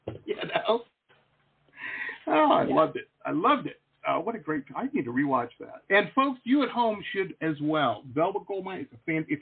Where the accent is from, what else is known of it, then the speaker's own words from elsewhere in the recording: Detroit, Michigan, United States; moved away as an adult; also born or lived in New Baltimore, Michigan / Boston / San Diego; I grew up in Metro Detroit, and actually I went to high school in a little town just north of Detroit called New Baltimore